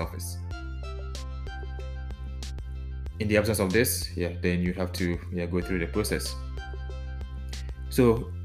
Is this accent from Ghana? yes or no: yes; Ghana; now in Netherlands; my home country of Ghana